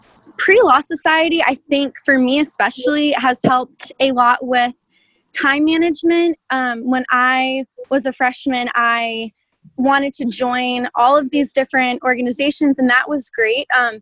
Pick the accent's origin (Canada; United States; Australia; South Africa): United States; Connecticut; moved away as an adult; now in Waco, United States; I am a senior from Connecticut.